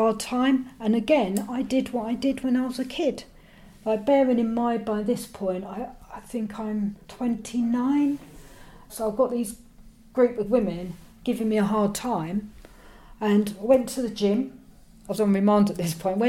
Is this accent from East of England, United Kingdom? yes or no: no; London, United Kingdom; I'm from London